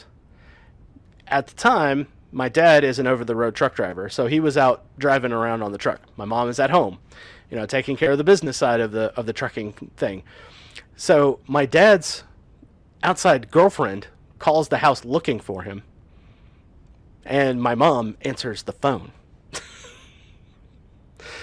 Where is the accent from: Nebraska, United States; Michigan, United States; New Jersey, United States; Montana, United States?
Nebraska, United States; moved away; also born or lived in Iowa; I was born in Nebraska, I lived a little bit in Iowa